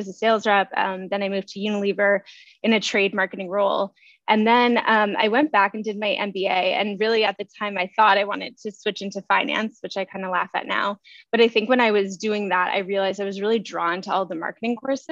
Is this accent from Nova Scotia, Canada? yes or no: yes; Nova Scotia, Canada; now in Toronto, Canada; I'm from Nova Scotia.